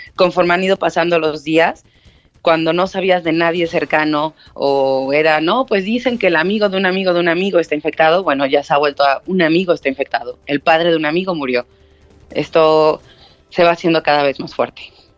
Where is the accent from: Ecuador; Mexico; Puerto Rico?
Mexico; now in Spain; yo soy mexicana